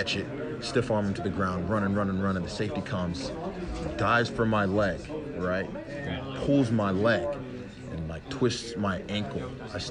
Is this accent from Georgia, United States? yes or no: yes; Georgia, United States; also born or lived in Riverside, California / Virginia; now in Champaign, United States; when I was seven, moved from Virginia to Georgia, and that's where I grew up. That's where I spent the rest of elementary school, middle school, and high school